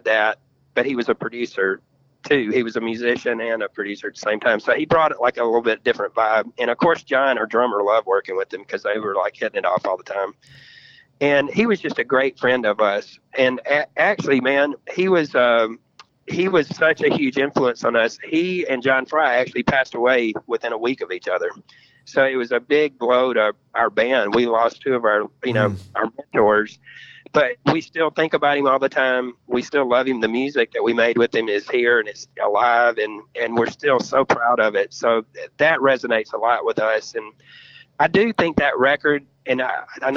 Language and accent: English; Memphis, Tennessee, United States; We grew up in Memphis. We got signed out of Memphis.